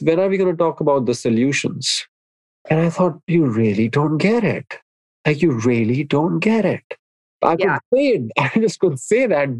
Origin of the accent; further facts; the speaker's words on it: India; moved away as an adult; now in United States; when I was growing up in India, and I grew up in a small town